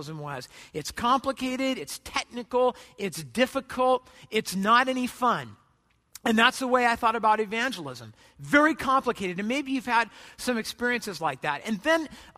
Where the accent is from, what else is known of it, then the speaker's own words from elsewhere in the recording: United States; I'm an American